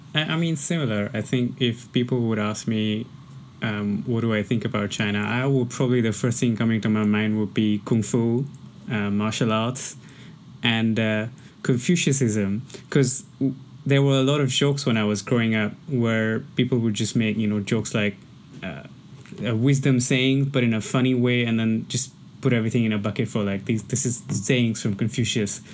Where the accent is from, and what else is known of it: India; now in Hong Kong